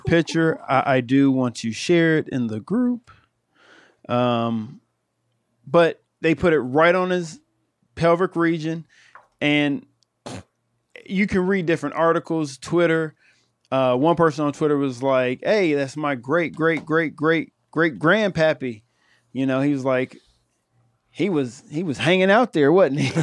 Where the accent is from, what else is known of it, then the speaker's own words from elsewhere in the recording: Ohio, United States; I'm from Ohio